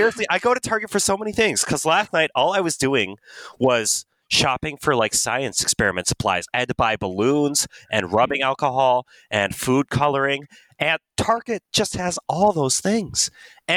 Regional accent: Chatfield, Minnesota, United States; moved away as an adult; also born or lived in Duluth, Minnesota; now in Eau Claire, United States; I lived in a small town in southeast Minnesota called Chatfield. Grew up on a farm

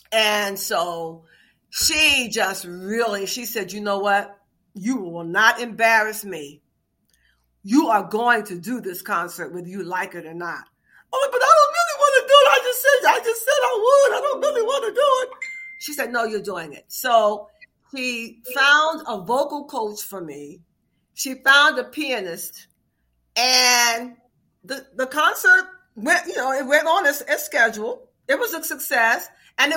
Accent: Washington, District of Columbia, United States; moved away as an adult; also born or lived in Baltimore, Maryland; now in Paris, France; I was born in Baltimore, Maryland, mm-hmm. but I moved to Washington at a very early age. So I really claim Washington because I don't remember much about Baltimore

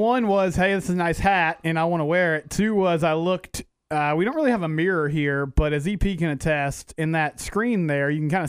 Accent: McGregor, Texas, United States; That it's a hat representing my hometown, the Marietta Bulldogs.

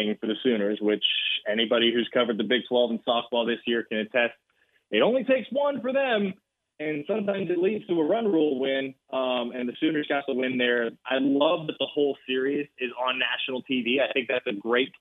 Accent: Texas, United States; as a Texan

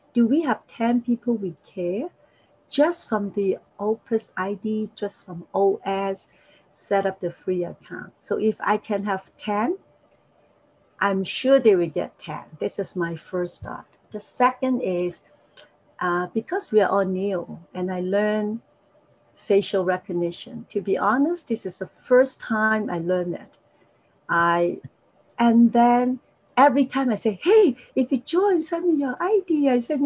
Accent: Hong Kong; English is a second language; moved away as an adult; now in Toronto, Canada; I was born in Hong Kong. Hong Kong Chinese. I speak Cantonese, a little bit Mandarin

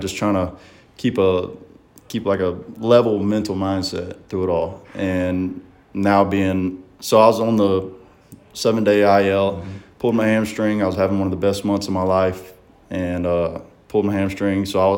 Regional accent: Gulfport, Mississippi, United States; Going up to different states, I have to kind of tell them I'm from Gulfport because they really don't know where Saucier's

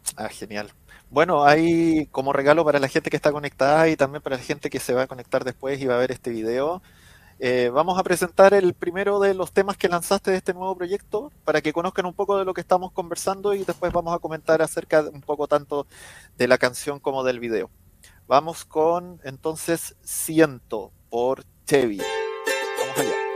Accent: Chile; yo estoy transmitiendo hoy en día desde Chile

